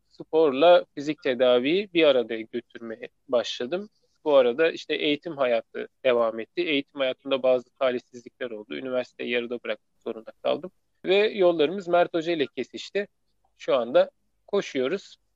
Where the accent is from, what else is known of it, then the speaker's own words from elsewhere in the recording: İzmir, Turkey; born there; 1979 İzmir doğumluyum.